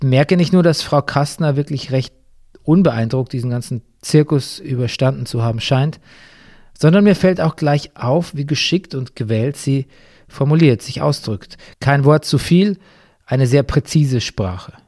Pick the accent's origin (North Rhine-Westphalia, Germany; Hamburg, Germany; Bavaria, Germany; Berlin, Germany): Bavaria, Germany; mitten in meiner Heimat Bayern